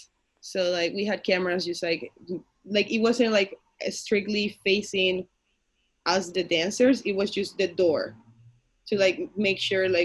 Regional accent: Canada; English is a second language; I am from Canada

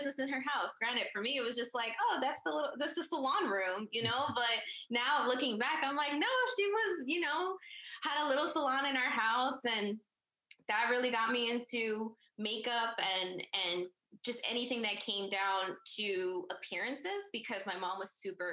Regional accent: Chevy Chase, Maryland, United States; moved away as an adult; also born or lived in Prince George's County, Maryland; now in Baltimore, United States; I actually grew up in Chevy Chase, Montgomery County

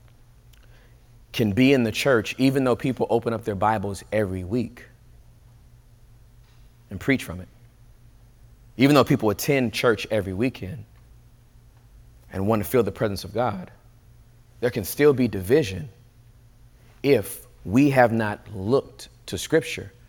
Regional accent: Inglewood, California, United States; moved away; also born or lived in the South; I was born and raised in Inglewood, California

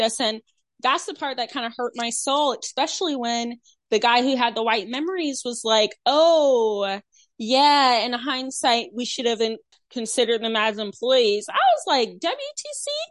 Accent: North Carolina, United States; my home state, North Carolina

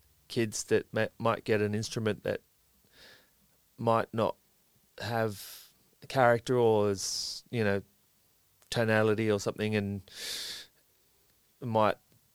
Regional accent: Sydney, New South Wales, Australia; No, I grew up around Balmain.

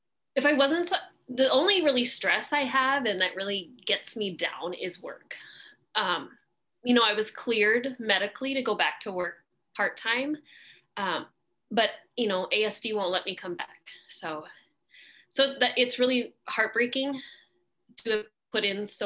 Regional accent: Alaska, United States; I've born and raised in Alaska

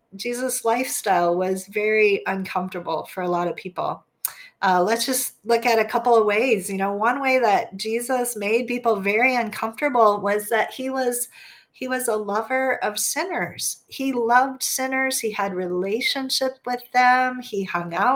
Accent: United States; as an American

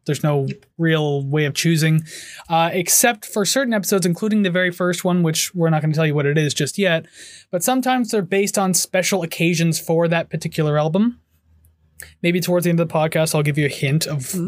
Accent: Hamilton, Ontario, Canada; I born and raised in Hamilton.

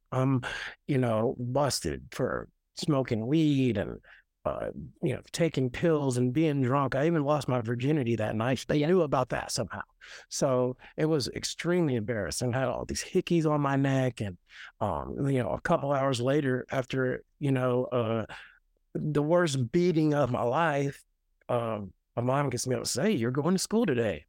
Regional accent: Nashville, Tennessee, United States; I was born and raised in Nashville, born in, uh, Nashville Memorial Hospital

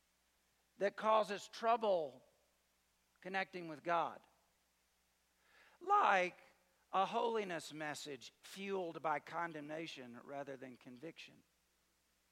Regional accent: the South, United States; I'm from the South

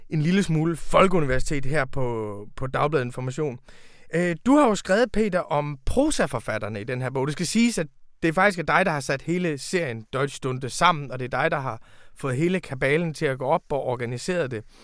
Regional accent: Denmark; Tyskland er faktisk et land, som vi har en særlig adgang til som danskere.

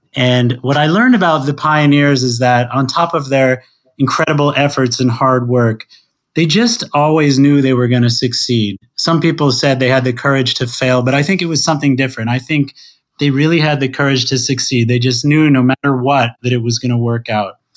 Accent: Princeton, New Jersey, United States; born or raised there

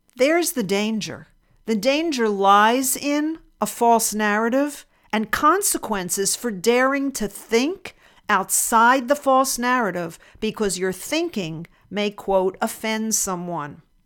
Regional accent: Pennsylvania, United States; moved away as an adult; also born or lived in New Jersey; now in Texas, United States; I grew up in Pennsylvania, lived most of my life there, a brief period, maybe a decade in New Jersey, and then I moved to Texas

